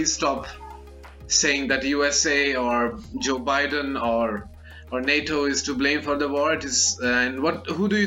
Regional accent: India; I'm Indian

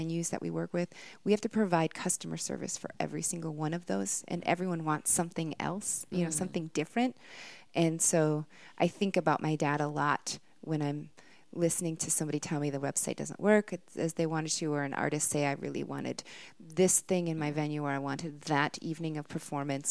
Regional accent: Minnesota, United States; accent: Minnesotan; my Minnesotan accent

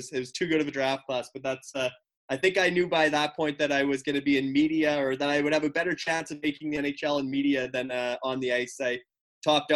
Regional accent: Luseland, Saskatchewan, Canada; my small town, Saskatchewan, population 650. The town name is Looseland, Luseland.

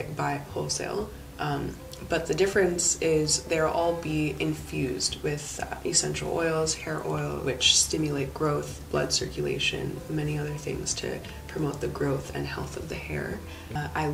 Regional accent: Vancouver, British Columbia, Canada; also born or lived in Calgary; I was born in Calgary, raised in Vancouver. I guess that would make me more of a Vancouverite.

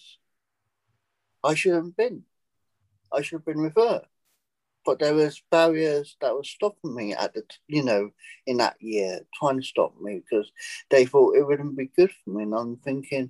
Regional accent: England, United Kingdom; moved away as an adult; now in United States; I'm British, living in America. Now, I seized the day. I decided to take the jump and leave England

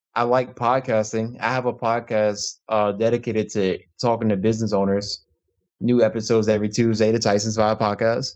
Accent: Chesapeake, Virginia, United States; now in Issaquah, United States; I'm from Virginia, Chesapeake, Virginia, known as the seven five seven, but I currently live in Issaquah, Washington.

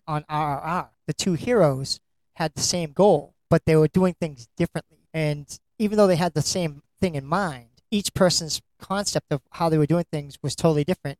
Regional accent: United States; we're from America, we watch American movies.

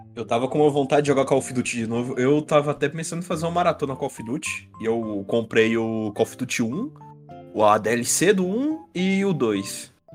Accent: Brazil; como um bom brasileiro

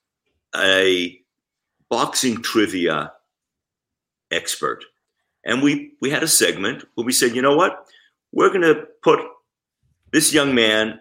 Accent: Israel; moved away; I grew up in Israel

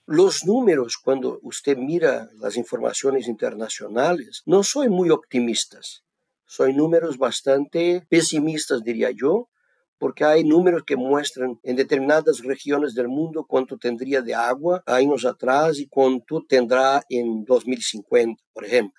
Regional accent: Brazil; also born or lived in Davis, California, United States / Athens, Georgia, United States; Mi origen, yo soy brasileño, vivo acá en el sur de Brasil

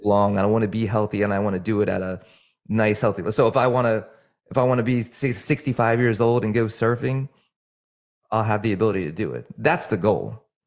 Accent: New Jersey, United States; moved away; also born or lived in Virginia; I'm from New Jersey

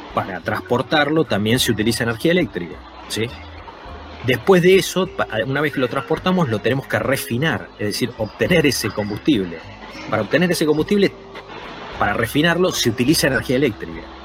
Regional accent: Argentina; somos nosotros, es Argentina

